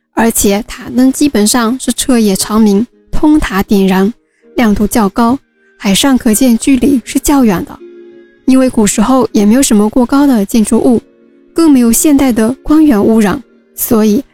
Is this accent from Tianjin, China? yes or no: no; Wenzhou, Zhejiang, China; 小时候在江心屿上面玩的时候也做过